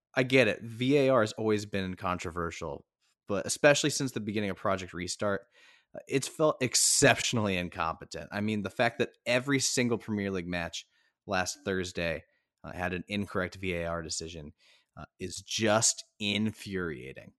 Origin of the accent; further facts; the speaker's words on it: United States; as an American sports fan